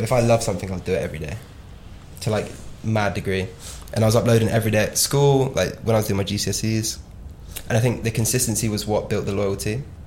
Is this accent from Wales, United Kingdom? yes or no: no; Devon, South West England, United Kingdom; Growing up in Devon